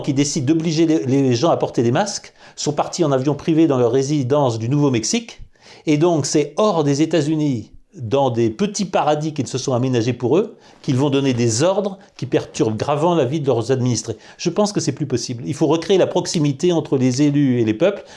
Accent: France; nous sommes des Français

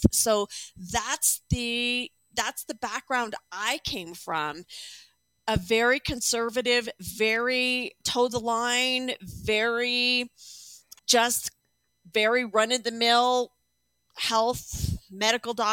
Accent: Chandler, Arizona, United States; also born or lived in Texas / Pennsylvania / Indiana; I grew up, well, I was born in Texas, in Laredo, Texas. Then we moved to Indiana, uh, Pennsylvania, Zelienople, actually, Zelienople, Pennsylvania. Then we moved to Chandler, Arizona. And then I spent most of my life in Arizona.

